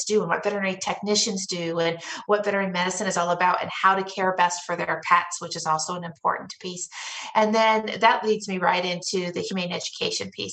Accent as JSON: {"language": "English", "town": "Denver", "region": "Colorado", "country": "United States", "tie": "born or raised there", "said": "I was born and raised in Denver and Denver metro area"}